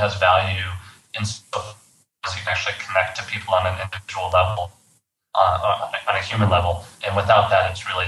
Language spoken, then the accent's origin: English; Fort Worth, Texas, United States; I grew up, born and raised in Texas. I grew up in the Fort Worth area and Fort Worth and Dallas.